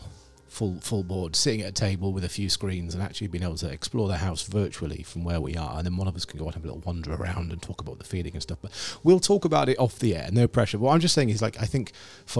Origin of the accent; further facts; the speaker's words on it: Scarborough, Yorkshire and the Humber, United Kingdom; I grew up in Scarborough, and I live next to a park, Fallsgrave Park